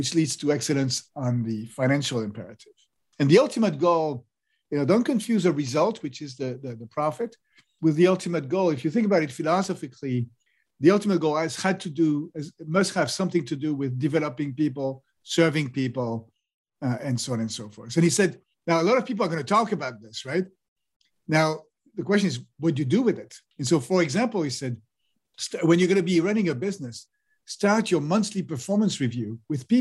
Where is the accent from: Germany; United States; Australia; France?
France; So I grew up in France